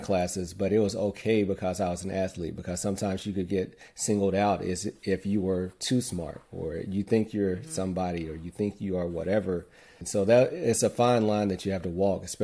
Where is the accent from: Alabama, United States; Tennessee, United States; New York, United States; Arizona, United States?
Alabama, United States; Muscle Shoals; born and raised in Muscle Shoals, Alabama.